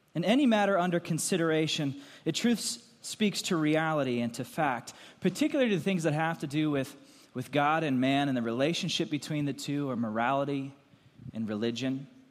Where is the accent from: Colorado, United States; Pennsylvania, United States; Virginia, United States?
Pennsylvania, United States; Lancaster County; moved away; also born or lived in Goshen, Indiana; I grew up in Lancaster County, Pennsylvania